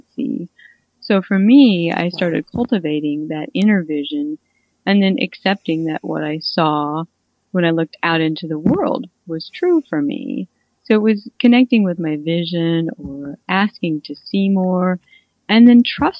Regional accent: Missouri, United States; I'm from Missouri.

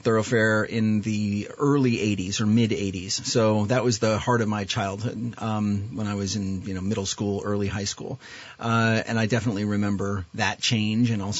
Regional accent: Underhill, Vermont, United States; born or raised there; also born or lived in Burlington, Vermont

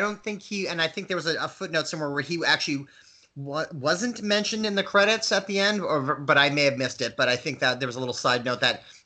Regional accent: Waterville, Maine, United States; born or raised there

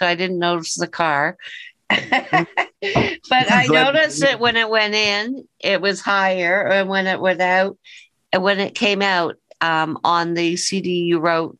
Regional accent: Toronto, Ontario, Canada; That's my hometown.

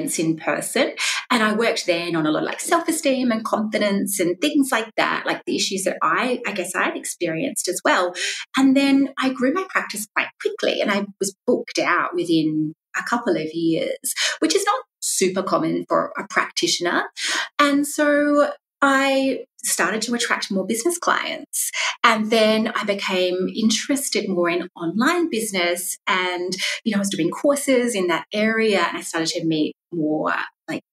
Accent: South Australia, Australia; moved away as an adult; now in Melbourne, Australia; I'm from South Australia originally

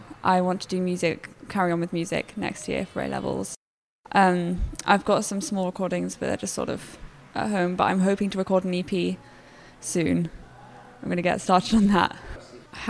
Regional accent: Cambridge, East of England, United Kingdom; I'm from Cambridge. I grew up in Cambridge, lived here.

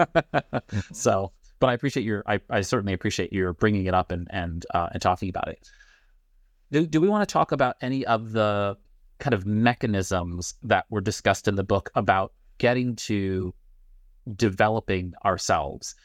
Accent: New York City, New York, United States; now in Pittsburgh, United States; I'm from Brooklyn. I live in Pittsburgh.

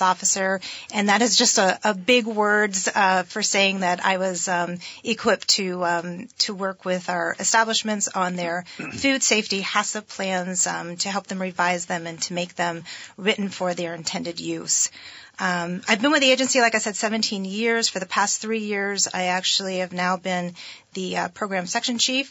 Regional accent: Barre, Vermont, United States; It was a pasta company in my hometown of Barre, Vermont.

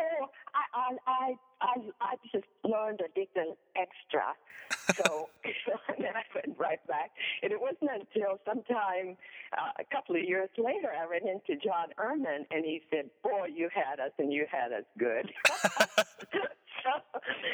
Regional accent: Sweden; accent: Swedish; moved away as an adult; also born or lived in Hollywood; I go home to Sweden

